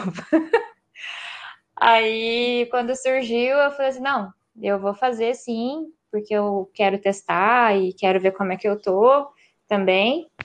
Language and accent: Portuguese; São Paulo, Brazil; now in Porto Alegre, Brazil; eu estou falando de Porto Alegre, mas eu sou do interior de São Paulo, então se sair um porta, porteira, portão, misturado com barra, não liga, tá?